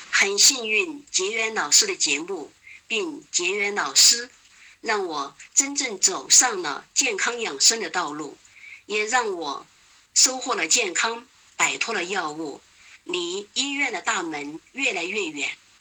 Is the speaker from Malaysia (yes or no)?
no; Chengdu, Sichuan, China; 我是来自四川成都的